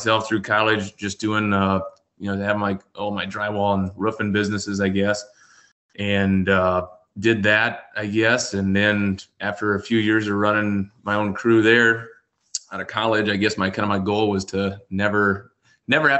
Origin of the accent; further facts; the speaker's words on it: South Central South Dakota, United States; born and raised in South Central South Dakota here. We're about 30 miles west of Mitchell